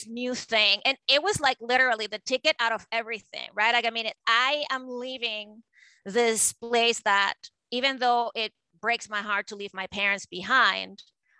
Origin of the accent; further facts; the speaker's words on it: Venezuela; moved away; I grew up in Venezuela and in South America